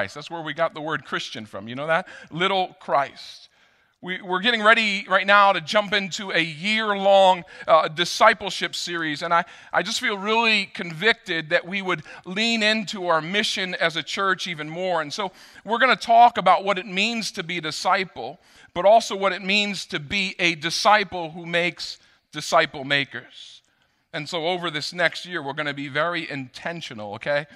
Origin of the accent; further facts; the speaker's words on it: Rockland County, New York, United States; I grew up in Rockland County. I know my way around